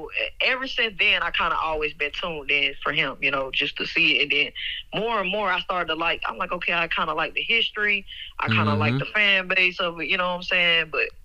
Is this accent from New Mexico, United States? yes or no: no; Florida, United States; now in Dallas, United States; We moved here. You know, I'm originally from Florida.